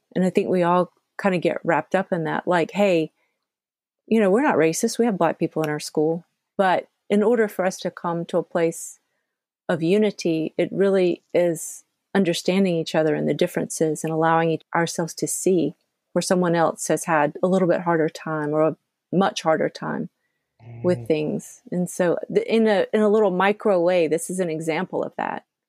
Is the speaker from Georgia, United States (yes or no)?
yes; Georgia, United States; I grew up in the South, I grew up in Georgia